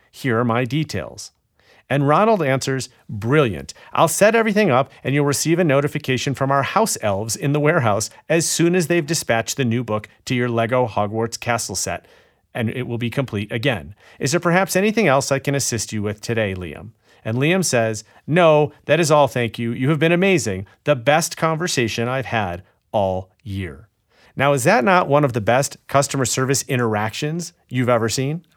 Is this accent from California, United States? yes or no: no; Illinois, United States; my home state of Illinois